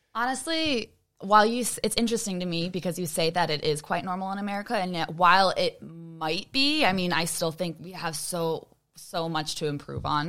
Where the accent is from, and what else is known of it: Chicago, Illinois, United States; born or raised there